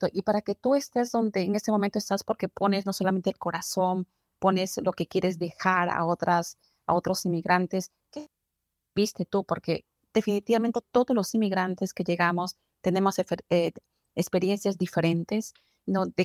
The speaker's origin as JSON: {"language": "Spanish", "country": "Colombia", "moved": "as an adult", "lives_now": "Phoenix, United States", "said": "yo vengo de Colombia."}